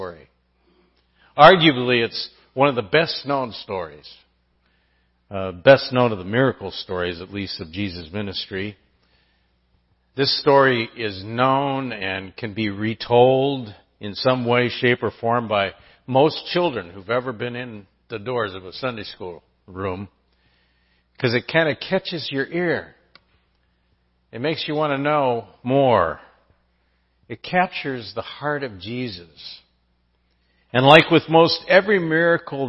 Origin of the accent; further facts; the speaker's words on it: San Diego, California, United States; I grew up in San Diego